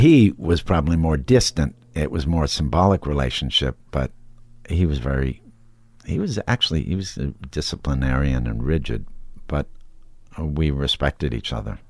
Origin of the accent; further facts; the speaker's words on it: Wisconsin, United States; growing up in Wisconsin with kind of good, well-educated Eisenhower era, you know, Republican parents